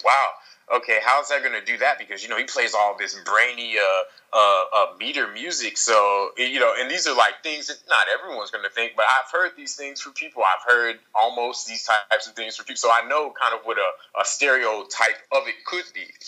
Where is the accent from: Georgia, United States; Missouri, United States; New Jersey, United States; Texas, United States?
Missouri, United States; Kansas City; moved away as an adult; also born or lived in New York City, United States; now in Paris, France; life was uh was an interesting time growing up in Kansas City